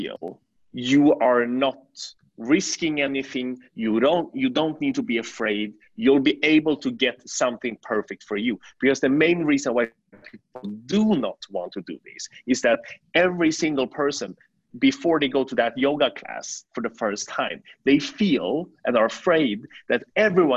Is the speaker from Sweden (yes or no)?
yes; Sweden; moved away as an adult; also born or lived in China / New York, United States; now in Shanghai, China; I was born in China. I moved to Sweden when I was 6 years old.